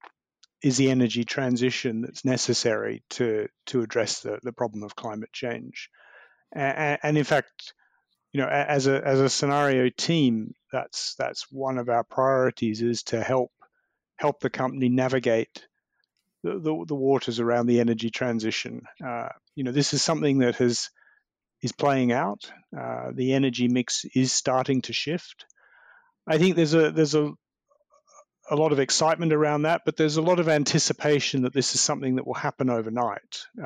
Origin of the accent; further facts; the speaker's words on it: Melbourne, Victoria, Australia; my hometown of Melbourne